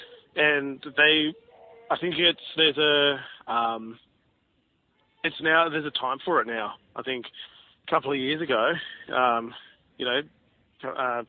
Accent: Campbelltown, New South Wales, Australia; I grew up in Ed's in Campbelltown out in, Western Sydney

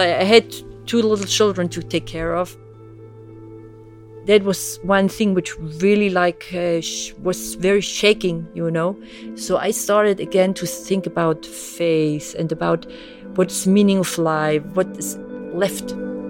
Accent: East Germany, Germany; born there; English is a second language; I was born in East Germany. Come from really atheistic home. I'm born 66, so really in the East German, you know, with all the communist ideology.

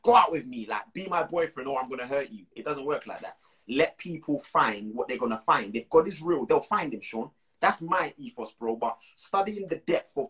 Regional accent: Moore Town, Portland, Jamaica; where I'm from in Jamaica

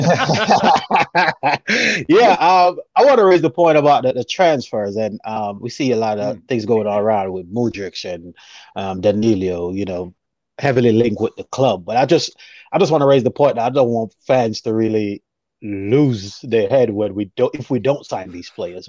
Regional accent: Jamaica; I'm a Jamaican

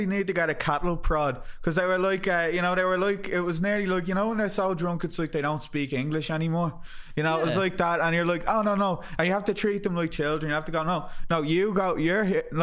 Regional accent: Ireland; being an Irish person in America

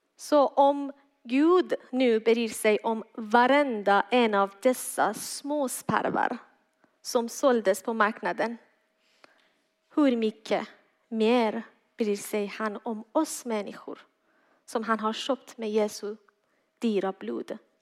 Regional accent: Iran; Swedish is a second language; now in Malmö, Sweden; Jag är född och uppväxt i Iran, kom till tro på Jesus efter jag kom hit tillsammans med min familj 2014.

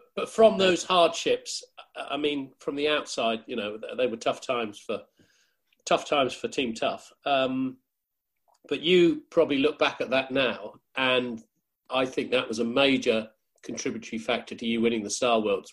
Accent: New Zealand; growing up in New Zealand

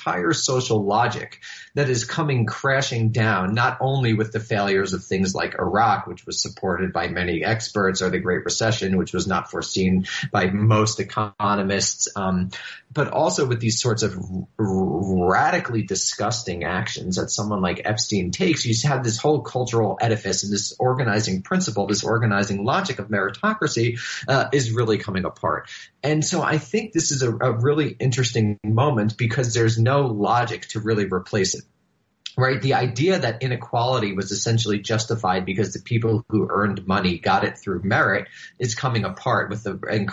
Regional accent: New York City, New York, United States; Coney Island, which is actually near where I grew up in Rockaway, Queens

